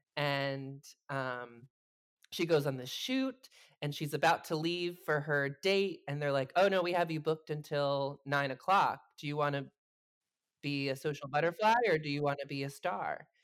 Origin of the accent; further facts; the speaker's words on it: New Jersey, United States; I'm from New Jersey